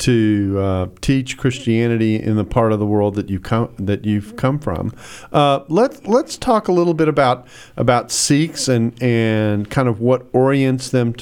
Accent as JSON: {"language": "English", "region": "Texas", "country": "United States", "said": "You know, I'm a Texan."}